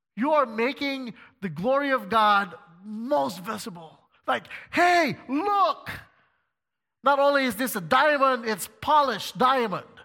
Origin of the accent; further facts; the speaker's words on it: Philippines; moved away; also born or lived in China; I, as a Filipino, was actually teaching at a Christian school located in China